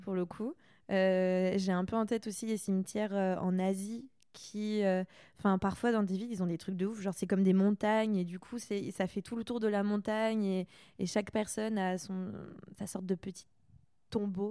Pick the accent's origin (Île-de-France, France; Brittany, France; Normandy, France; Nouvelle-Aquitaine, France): Brittany, France; Saint-Malo; moved away; je suis bretonne aussi